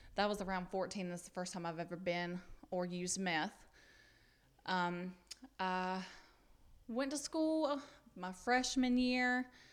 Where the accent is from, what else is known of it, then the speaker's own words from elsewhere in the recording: Pickens, South Carolina, United States; I'm from Pickens, South Carolina. I was born and raised there, still there